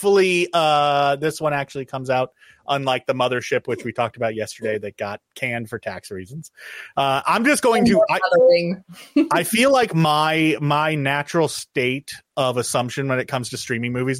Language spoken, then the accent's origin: English; Oregon, United States; I grew up in Oregon.